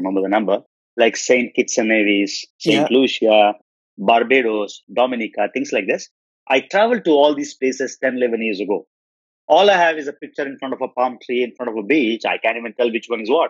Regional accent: India; I'm Indian.

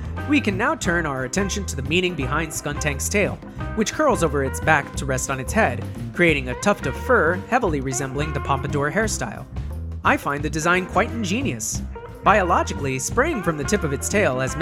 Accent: United States; speaking as an American

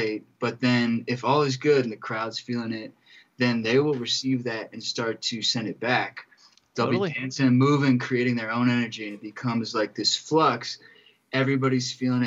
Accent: Ohio, United States; now in Denver, United States; we're both from Ohio

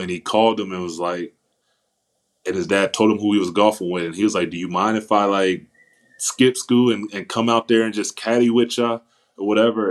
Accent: Indianapolis, Indiana, United States; where I'm from Indiana, Indianapolis, Indiana.

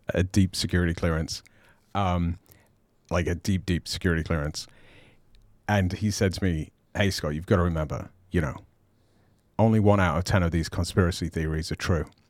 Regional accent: United Kingdom; I'm British

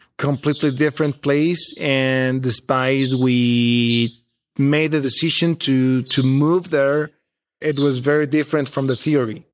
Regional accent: Mexico City, Mexico; moved away as an adult; also born or lived in San Luis Potosí; I was from Mexico City and, and, well, I am from Mexico City. I was living there, working there.

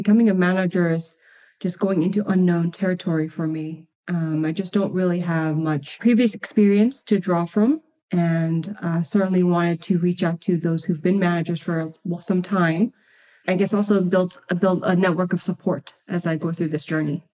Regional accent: Boston, Massachusetts, United States; moved away as an adult; now in California, United States; I am originally from Boston.

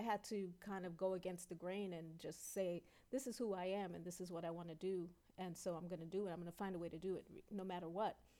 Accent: New York City, New York, United States; also born or lived in Brooklyn; I grew up uh, in Queens, although I was born in Brooklyn, and you know we went back and forth, Brooklyn and Queens

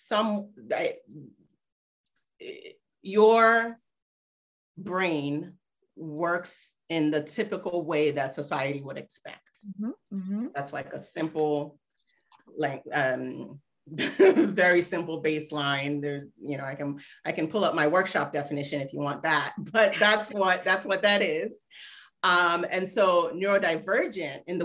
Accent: Cincinnati, Ohio, United States; also born or lived in Nigeria; now in Ghana; from fifth grade on, I was back in the States, in Ohio, actually. So I'm a Midwesterner

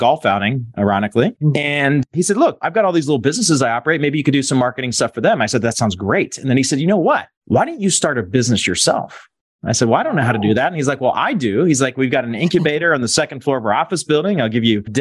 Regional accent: Pittsburgh, Pennsylvania, United States; I grew up in Pittsburgh, Pennsylvania, born and raised, went to college there

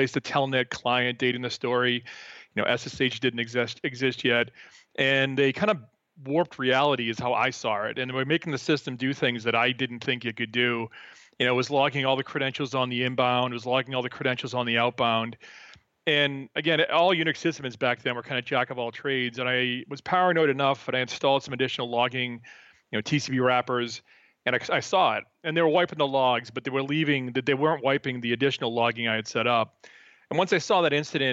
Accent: Boston, Massachusetts, United States; moved away as an adult; now in Peaks Island, Maine, United States; I'm from Boston originally

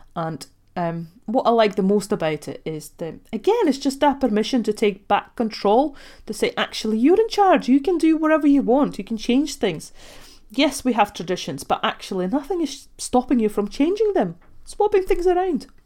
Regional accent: Ogre, Latvia; moved away; I actually grew up in Latvia, so I was born and raised in Russian family

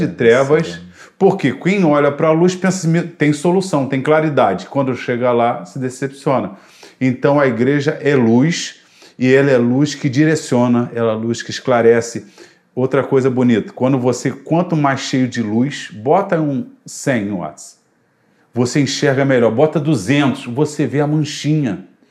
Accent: Brazil; Eu sou brasileiro

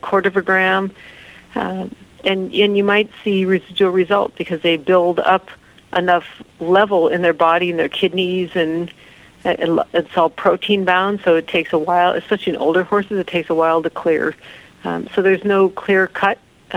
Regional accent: North Dakota, United States; I grew up in North Dakota

